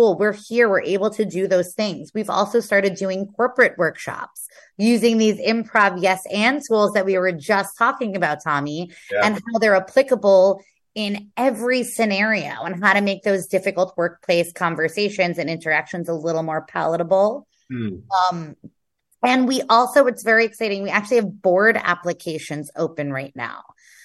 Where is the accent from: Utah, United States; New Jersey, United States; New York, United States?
New York, United States; New York City; So I'm from Queens.